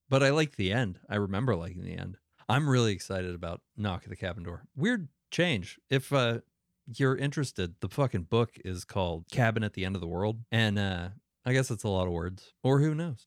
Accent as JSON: {"language": "English", "region": "Northeast", "country": "United States", "tie": "born or raised there", "moved": "yes", "said": "it's mostly where I grew up in the Northeast"}